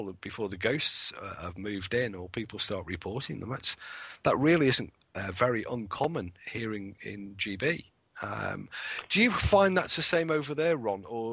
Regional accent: England, United Kingdom; I'm English

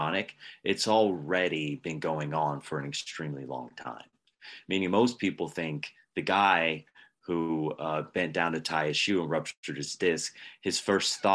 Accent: Pennsylvania, United States; I was raised in Pennsylvania. In Pennsylvania, we sometimes have dessert for breakfast

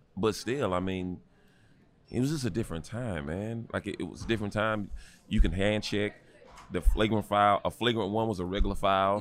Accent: North Carolina, United States; growing up in North Carolina

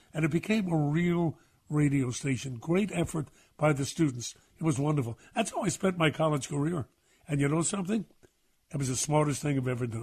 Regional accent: New York City, New York, United States; I'm a kid from Brooklyn

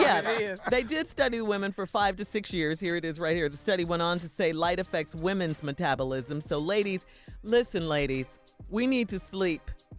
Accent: Chicago, Illinois, United States; Especially growing up in Chicago where summer was only 2 months out of the 12-month year.

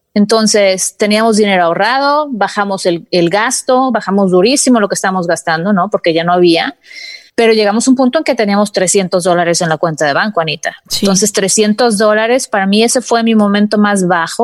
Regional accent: Mexico; now in United States; Yo también fui criada en México, mis papás eran de que jamás te endeudes

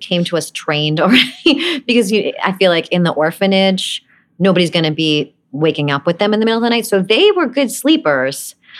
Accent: Brooklyn, New York, United States; was I didn't really fit in Brooklyn. I always felt like I didn't belong there.

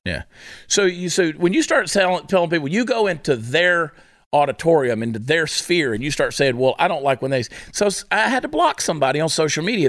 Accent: Augusta, Georgia, United States; Augusta, Georgia, my hometown.

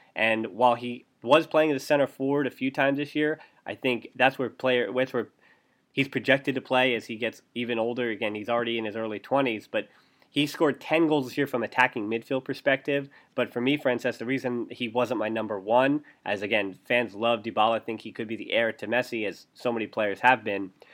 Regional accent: United States; as an American

